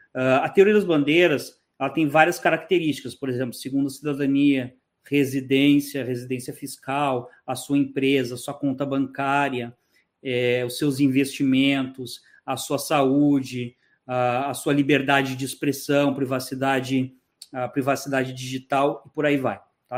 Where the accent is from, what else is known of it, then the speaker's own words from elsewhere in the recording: Porto Alegre, Rio Grande do Sul, Brazil; moved away as an adult; also born or lived in Florida; now in Panama; eu sou gaúcho, eu sou de Porto Alegre